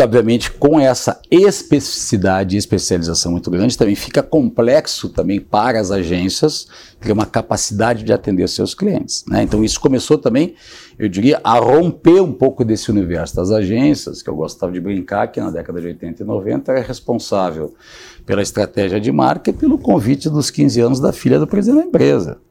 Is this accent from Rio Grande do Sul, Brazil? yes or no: yes; Rio Grande do Sul, Brazil; sou gaúcho